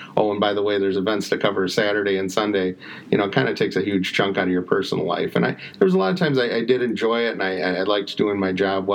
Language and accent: English; Detroit, Michigan, United States; also born or lived in Ann Arbor, Michigan; I grew up in Detroit, 8 Mile and Kelly area. Later moved to East Detroit, graduated East Detroit in 94